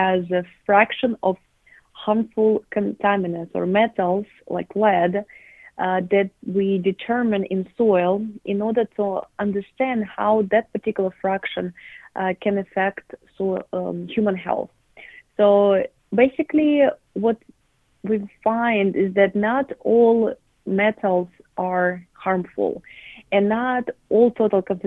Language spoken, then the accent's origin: English; southern Russia, Russia; moved away as an adult; also born or lived in New York, United States; I grew up in Russia, in the south of Russia, in my parents' garden.